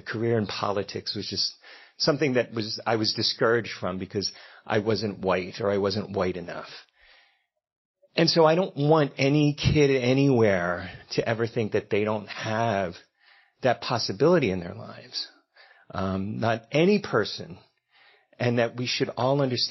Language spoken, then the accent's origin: English; Philadelphia, Pennsylvania, United States; accent: Philly; my Philly accent comes out